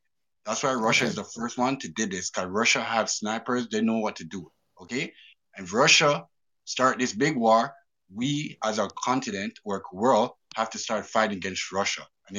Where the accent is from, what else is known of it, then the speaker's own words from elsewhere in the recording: Canada; I'm from Canada, okay? I don't know. I'm 30 years old.